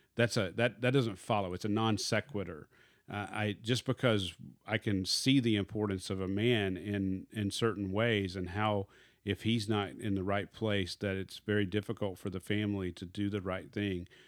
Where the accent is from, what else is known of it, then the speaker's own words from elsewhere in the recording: Arkansas, United States; I am from Arkansas